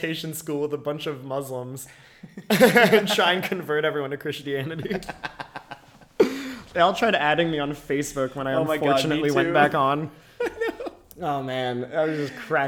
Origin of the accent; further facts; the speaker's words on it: United States; I'm American